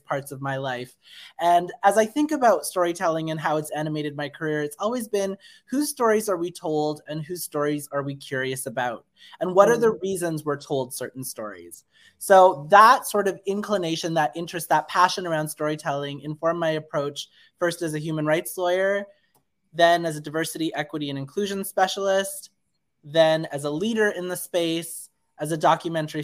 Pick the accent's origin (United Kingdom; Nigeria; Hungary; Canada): Canada; my family is from India. I was born and raised in Canada